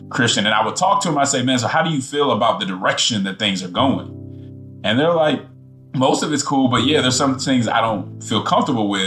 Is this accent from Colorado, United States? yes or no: yes; Denver, Colorado, United States; moved away as an adult; also born or lived in Nashville, Tennessee / Atlanta, Georgia; I'm coming from Denver, Colorado, which is progressive